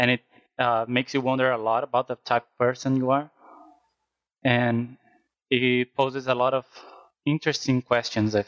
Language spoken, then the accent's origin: English; Brazil; I'm from Brazil, so maybe that's why my accent is even harsher than both of them